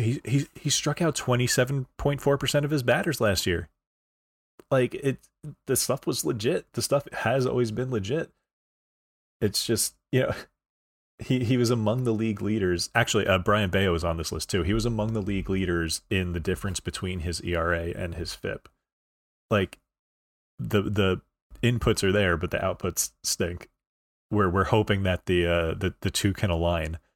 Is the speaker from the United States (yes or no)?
yes; New York, United States; I'm from New York